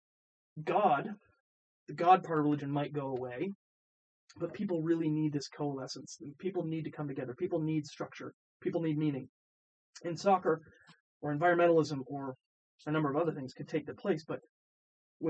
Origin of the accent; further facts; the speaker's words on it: Vermont, United States; also born or lived in Boulder, Colorado; now in Charlottesville, United States; I grew up in I grew up in Vermont.